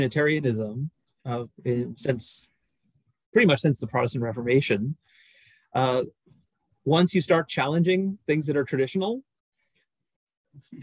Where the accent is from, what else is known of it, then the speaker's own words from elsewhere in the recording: New York City, New York, United States; I grew up in New York City, was brought up in the Catholic Church